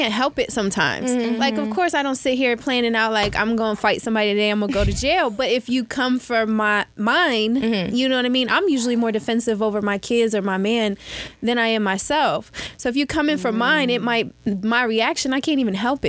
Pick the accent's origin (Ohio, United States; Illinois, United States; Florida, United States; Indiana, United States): Ohio, United States; Cincinnati